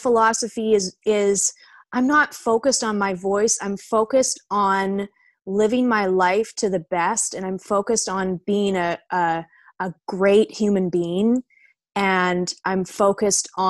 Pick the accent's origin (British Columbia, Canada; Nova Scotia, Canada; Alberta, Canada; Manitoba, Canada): British Columbia, Canada; Victoria; moved away as an adult; also born or lived in Glasgow, Scotland; now in Vancouver, Canada; I grew up in Victoria. I was actually born in Scotland.